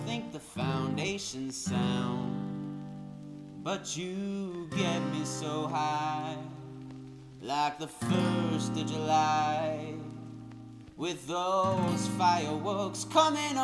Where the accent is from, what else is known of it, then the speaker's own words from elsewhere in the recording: Toronto, Ontario, Canada; I grew up in Toronto